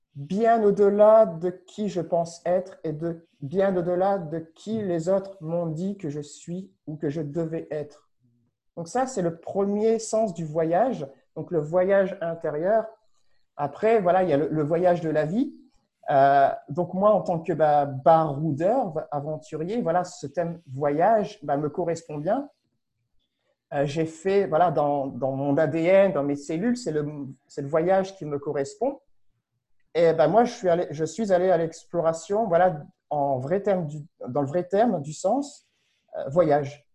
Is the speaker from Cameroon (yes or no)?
no; France; moved away as an adult; also born or lived in Paris; je ne suis pas canadien, je ne suis pas québécois, j'ai aucune résidence, j'ai aucun papier canadien, je suis français